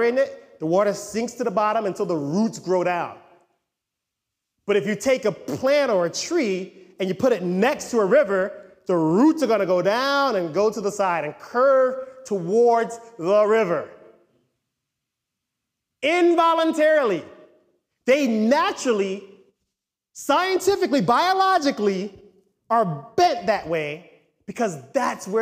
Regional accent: United States; we're American

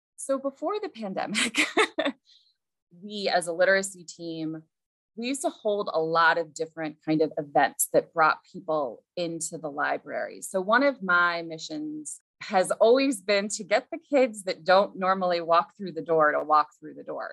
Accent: Central Ohio, United States; moved away as an adult; now in Mamaroneck, United States; grew up in Central Ohio

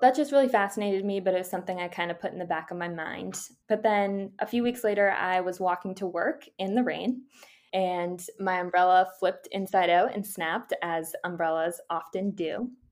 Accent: Boston, Massachusetts, United States; I'm from Boston, Massachusetts.

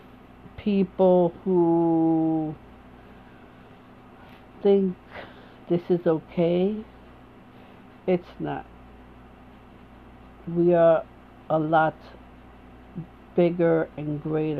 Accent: United States; I am an American woman

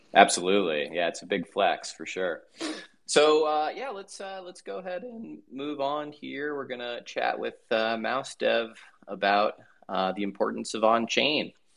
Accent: Denver, Colorado, United States; I'm actually from Denver. That's my hometown.

